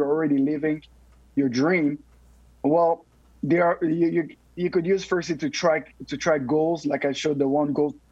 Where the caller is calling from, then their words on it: San Antonio, Texas, United States; Oh, San Antonio, Texas.